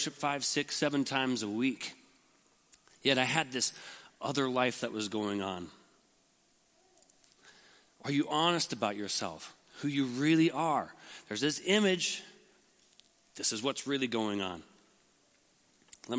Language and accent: English; Lincoln, Nebraska, United States; I was born in Lincoln, and had a great family